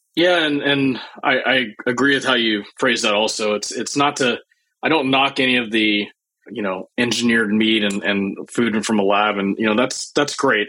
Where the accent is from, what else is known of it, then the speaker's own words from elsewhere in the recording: Starkville, Mississippi, United States; moved away as an adult; also born or lived in Champaign-Urbana, Illinois; growing up in Mississippi